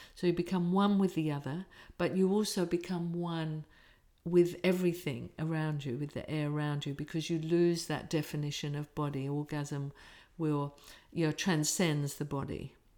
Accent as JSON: {"language": "English", "region": "England", "country": "United Kingdom", "said": "I'm English working class"}